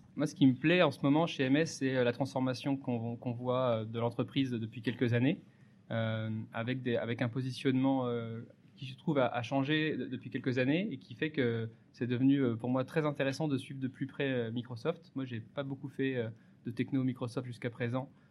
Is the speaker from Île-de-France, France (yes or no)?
yes; Paris, Île-de-France, France; now in Lille, France; je suis lillois, mais parisien d'origine